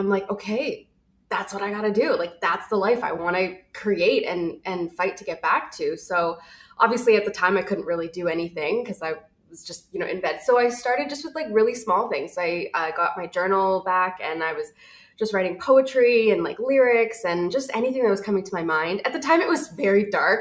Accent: Toronto, Ontario, Canada; moved away as an adult; now in Vancouver, Canada; I'm actually originally from Toronto. I moved here about 7 years ago

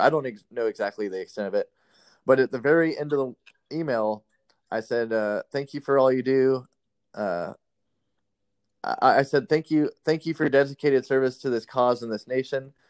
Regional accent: Las Vegas, Nevada, United States; born or raised there; moved away as an adult

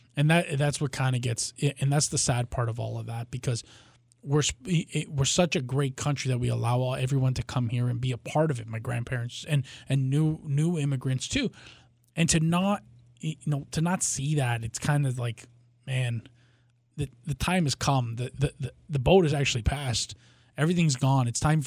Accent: Canada; he was such a big part of childhood and growing up in Canada

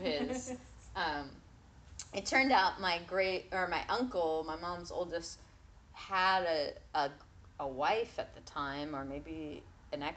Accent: Hicksville, New York, United States; I was born in Hicksville, New York

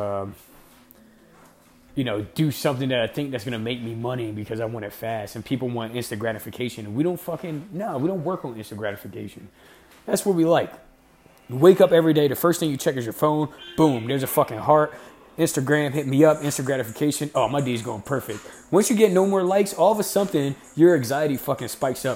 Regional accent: Camden, New Jersey, United States; I grew up in Camden, New Jersey

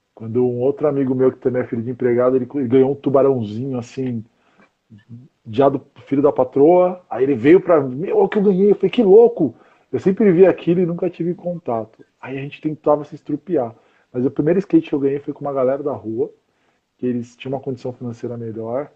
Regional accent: São Paulo, Brazil; now in Osasco, Brazil; eu nasci em São Paulo mesmo

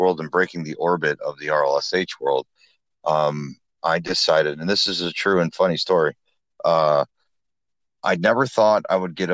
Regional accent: Flint, Michigan, United States; now in Huntington, United States; my hometown of Flint, Lansing, Detroit, areas like that. But primarily I'm out of Huntington

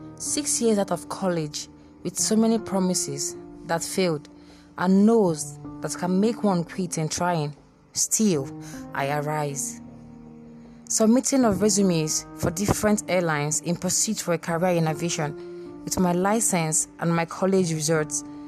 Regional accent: Nigeria; I'm a Nigerian Navy personnel in the making.

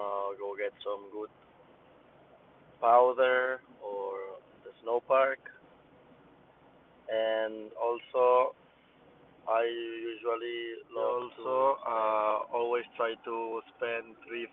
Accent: a town near Barcelona, Catalonia, Spain; moved away as an adult; now in Barcelona, Spain; all my family is from a town near Barcelona, and I live in Barcelona

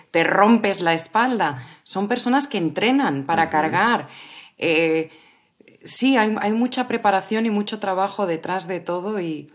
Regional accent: Madrid, Community of Madrid, Spain; las personas de Madrid

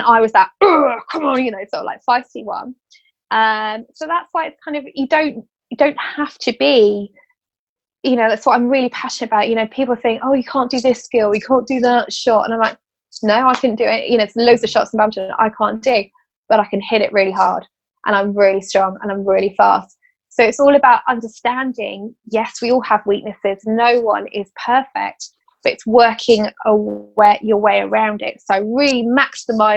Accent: Bedford, East of England, United Kingdom; I'm from Bedford

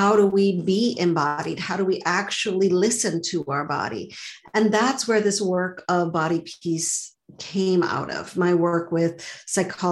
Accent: Montreal, Quebec, Canada; now in Boston, United States; So I grew up in Montreal. I live in Boston now, but I grew up in Montreal.

